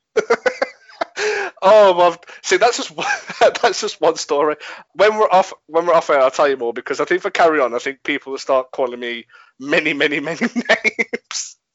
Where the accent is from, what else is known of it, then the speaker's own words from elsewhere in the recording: England, United Kingdom; I'm English